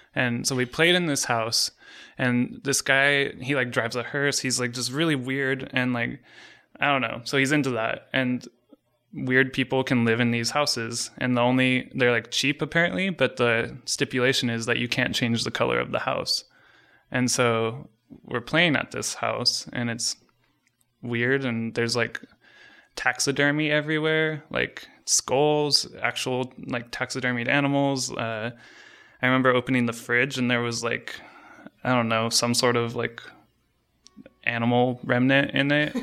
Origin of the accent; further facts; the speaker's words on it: Fullerton, California, United States; we're from Fullerton